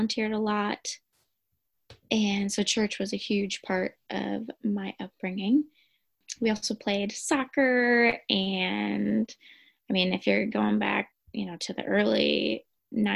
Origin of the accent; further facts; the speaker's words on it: Geneva, Illinois, United States; moved away as an adult; also born or lived in Dominican Republic; now in Holland, United States; I'm originally from Geneva, Illinois, but I currently live in Holland, Michigan. I grew up in Geneva